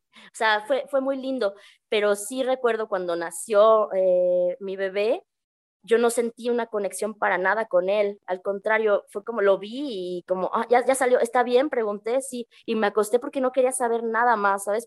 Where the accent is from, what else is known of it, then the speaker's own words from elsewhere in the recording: Mexico City, Mexico; moved away as an adult; also born or lived in Peru; now in San Cristóbal de las Casas, Mexico; yo crecí en la Ciudad de México